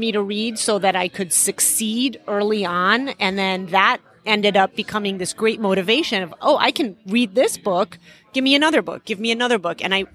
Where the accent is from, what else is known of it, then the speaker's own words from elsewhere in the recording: Chicago, Illinois, United States; English is a second language; also born or lived in Iran; So we immigrated to the U.S. when I was halfway through first grade. And my parents, we moved to Chicago